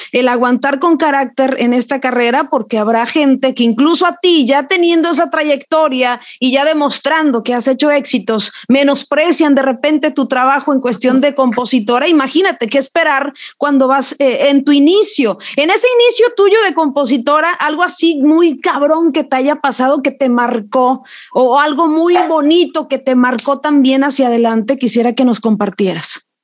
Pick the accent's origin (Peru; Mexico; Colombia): Mexico; soy mexicana